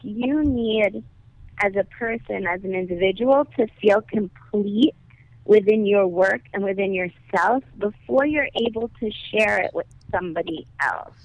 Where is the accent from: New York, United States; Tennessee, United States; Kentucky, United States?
New York, United States; New York City; I'm from Brooklyn